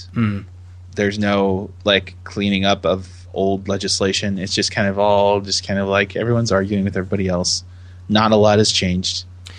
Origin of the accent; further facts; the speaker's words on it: California, United States; I grew up in California.